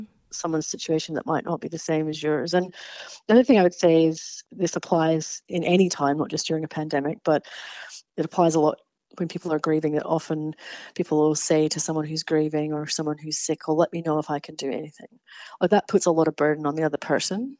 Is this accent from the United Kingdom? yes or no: yes; Scotland, United Kingdom; moved away; my home country of Scotland.